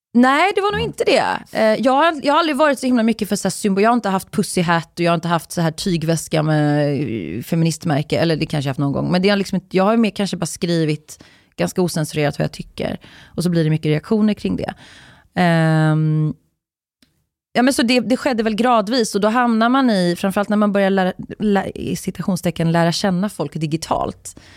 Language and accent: Swedish; Uddevalla, Västra Götaland, Sweden; jag är ju från, jag är uppvuxen i Uddevalla